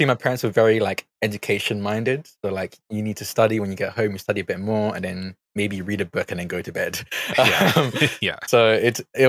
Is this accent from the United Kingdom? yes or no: yes; Essex, East of England, United Kingdom; also born or lived in Hackney, London; I grew up in Essex. I was born in Hackney, but stayed there for like 2 or 3 years, and I've been here ever since